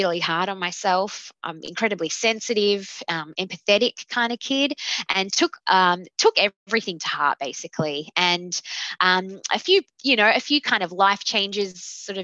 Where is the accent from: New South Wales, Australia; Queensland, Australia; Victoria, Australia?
Victoria, Australia; Melbourne; I am 31 years old, and I am from Melbourne, Victoria